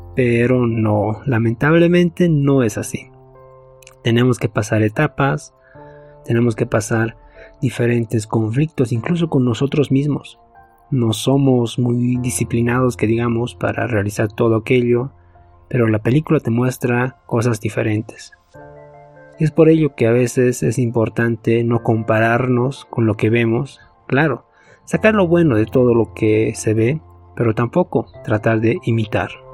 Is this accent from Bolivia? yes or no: yes; Bolivia; acá en mi nacionalidad, en mi país, mi amada Bolivia